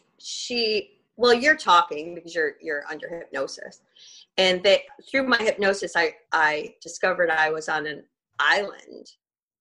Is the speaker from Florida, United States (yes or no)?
yes; Florida, United States; moved away as an adult; now in New Orleans, United States; I was born in Florida